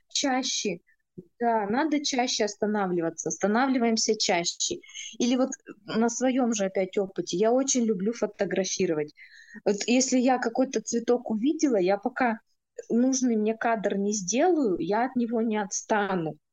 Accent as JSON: {"language": "Russian", "region": "Urals", "country": "Russia", "said": "мы, уральцы"}